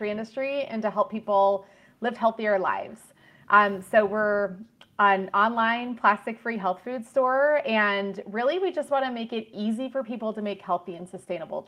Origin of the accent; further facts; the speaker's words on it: Ohio, United States; now in Santa Barbara, United States; I grew up in Ohio, so I know what those brutal winters can be like